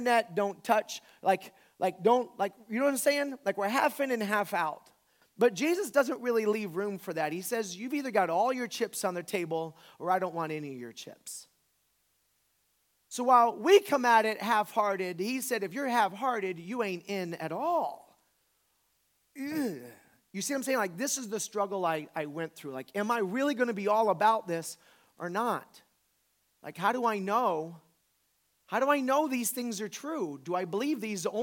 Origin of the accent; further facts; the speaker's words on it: Pensacola, Florida, United States; I'm born in America, in the South, raised in a Christian family